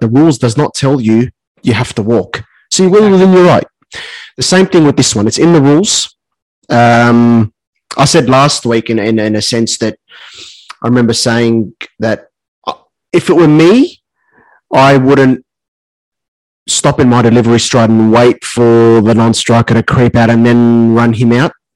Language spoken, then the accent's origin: English; Australia; as an Aussie